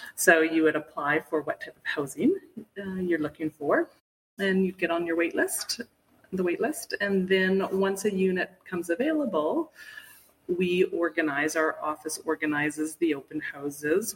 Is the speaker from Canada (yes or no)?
yes; Vancouver, British Columbia, Canada; moved away as an adult; also born or lived in Toronto; now in Whistler, Canada; I grew up in Vancouver and in a family of skiers.